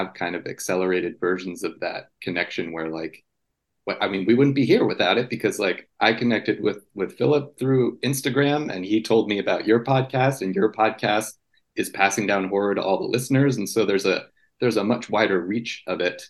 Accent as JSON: {"language": "English", "region": "New Jersey", "country": "United States", "tie": "born or raised there", "said": "I grew up in North Jersey"}